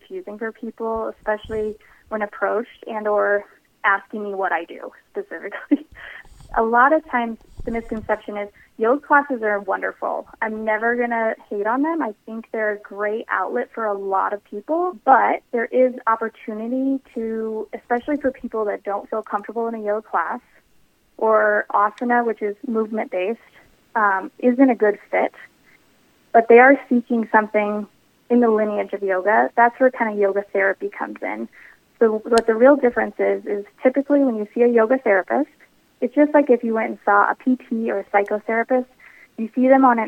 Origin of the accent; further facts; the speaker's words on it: Longmont, Colorado, United States; also born or lived in Denver, Colorado; I am a Colorado native. I actually grew up north, so just outside of Boulder in Longmont, Colorado